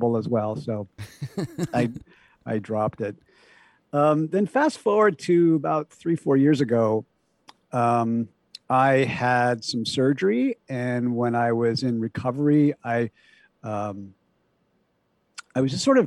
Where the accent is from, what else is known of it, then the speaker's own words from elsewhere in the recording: Portland, Oregon, United States; I grew up in, the Portland, Oregon area, a sort of suburban upbringing